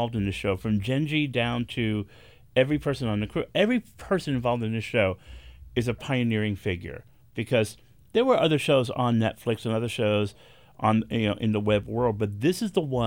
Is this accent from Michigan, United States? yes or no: no; New York City, New York, United States; I'm a Bronx boy